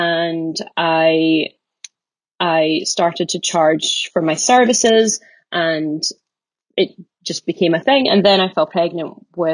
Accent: Aberdeen, Scotland, United Kingdom; also born or lived in Glasgow; I'm from Aberdeen originally

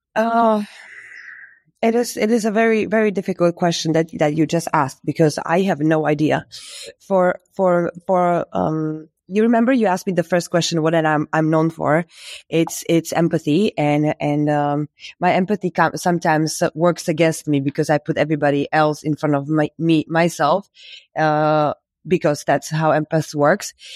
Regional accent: Bratislava, Bratislava Region, Slovakia; also born or lived in Berlin; I am from Slovakia, in Bratislava, where I am based right

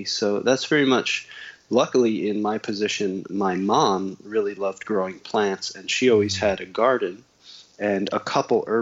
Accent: New Jersey, United States; I grew up in New Jersey

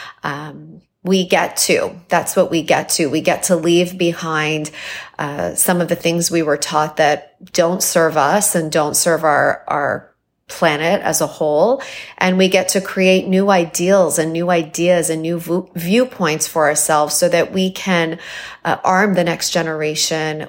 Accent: Toronto, Ontario, Canada; also born or lived in Iran; I was born in Iran, moved to Toronto. My parents wanted to give us a better life. And I moved there when I was 3 years old

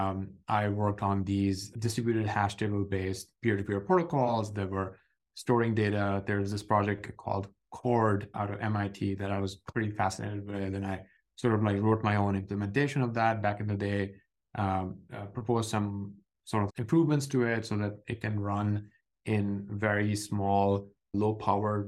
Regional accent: Pakistan; growing up in Pakistan in the late 90s

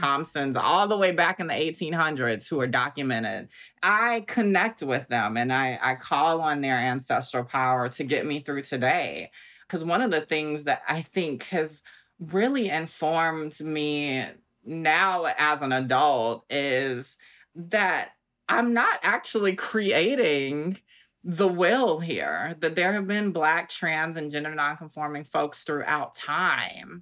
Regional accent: Augusta, Georgia, United States; now in Brooklyn, United States; I'm from Augusta, Georgia, like you said, Southern girl

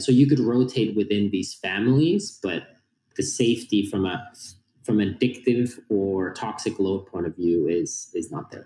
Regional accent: Finland; born and raised in Finland.

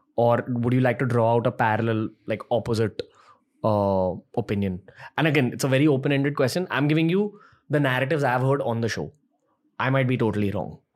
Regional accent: India; as an Indian

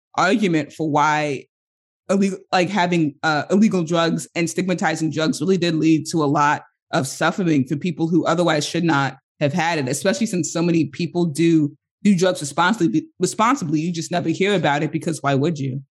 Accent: United States; first language English; as an American

